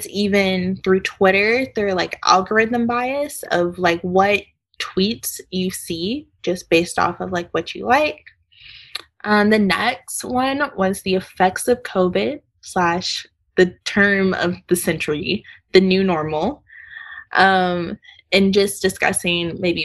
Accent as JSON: {"language": "English", "town": "Keller", "region": "Texas", "country": "United States", "said": "I am a senior from Keller, Texas, doing environmental engineering"}